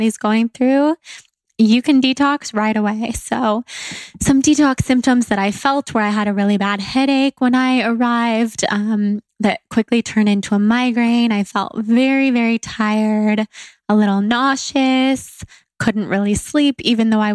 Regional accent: Sacramento, California, United States; where I grew up in Sacramento

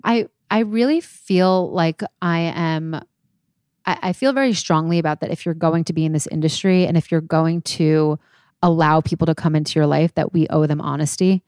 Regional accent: New York, United States; I am twenty-nine. I am from New York

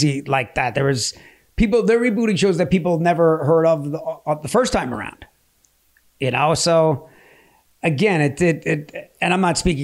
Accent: Long Island, New York, United States; I'm from Long Island

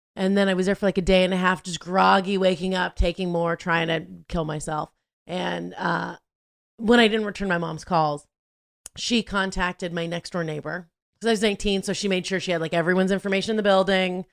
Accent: Southern California, United States; I grew up in Southern California, going to school there

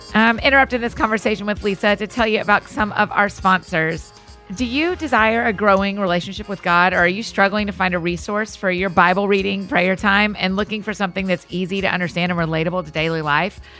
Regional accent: the South, United States; I grew up in the South

